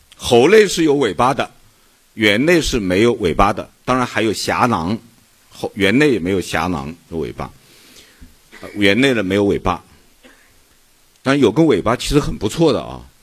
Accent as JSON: {"language": "Chinese", "country": "China", "said": "我是大陆同胞"}